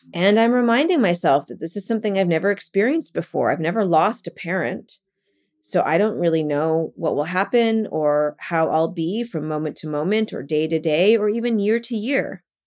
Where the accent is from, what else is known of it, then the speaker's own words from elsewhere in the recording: Calgary, Alberta, Canada; moved away as an adult; also born or lived in Vancouver / Japan / Toronto / Brooklyn; now in New York, United States; I was born and raised in Calgary, Alberta